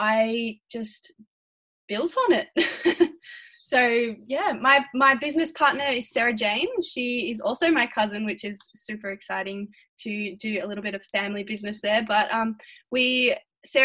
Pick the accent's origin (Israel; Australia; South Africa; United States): Australia; Melbourne, Victoria; I'm from Melbourne in Victoria, which is in Australia, on the other side of the world to you guys.